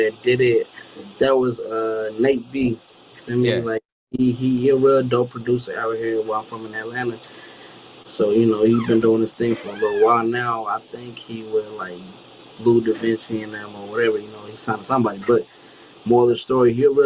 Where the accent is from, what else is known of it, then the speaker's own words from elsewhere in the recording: Zimbabwe; I'm from Zimbabwe